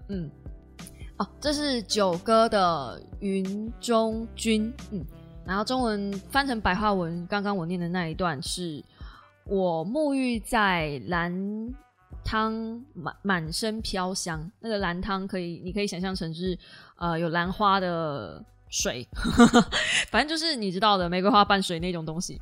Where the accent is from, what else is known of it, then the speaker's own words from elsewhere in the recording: Kaohsiung, Taiwan; 我是高雄人，但是因为我妈妈是台南人